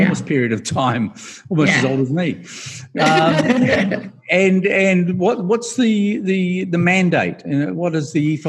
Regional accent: South Africa; now in New Zealand; where I'm originally from South Africa.

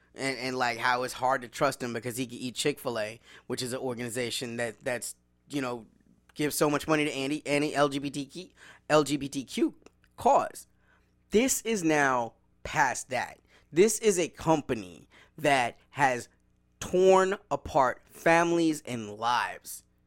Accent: the South, United States; I grew up in the South

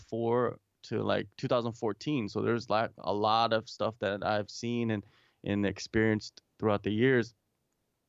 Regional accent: Tacoma, Washington, United States; first language English; moved away as an adult; now in South Korea; I grew up mostly around Seattle, Tacoma area

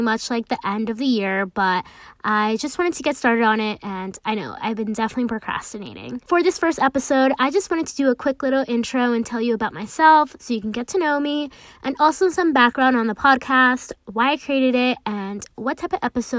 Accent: United States; I am a first generation American, so I grew up balancing two different cultures, like being American and also being Hispanic and Latina.

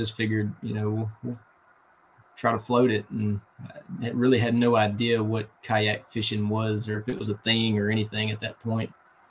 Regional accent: Mississippi, United States; also born or lived in Atlanta, Georgia; now in Birmingham, United States; Alabama. Been here for 15 years now. So growing up in Mississippi, I waded creeks a lot.

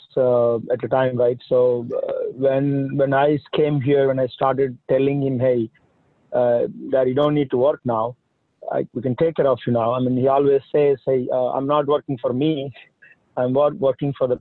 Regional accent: India; moved away as an adult; now in United States; I'm from India. That's where I came from. I came here in 2000 for doing my master's. In India, I'm from a small village

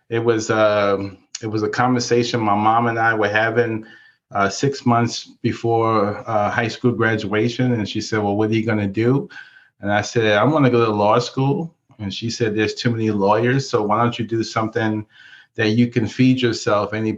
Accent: New York, United States; moved away as an adult; also born or lived in Texas / Iowa; now in Minnesota, United States; I'm from New York, and I grew up in Harlem

